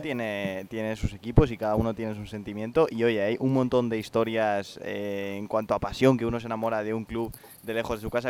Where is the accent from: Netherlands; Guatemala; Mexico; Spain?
Spain; Valencia, Valencian Community; yo he crecido en Valencia